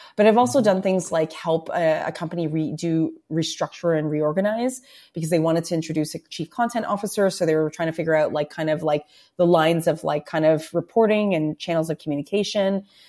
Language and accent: English; Toronto, Ontario, Canada; I'm born and raised in Toronto, right? So when I was growing up in Scarborough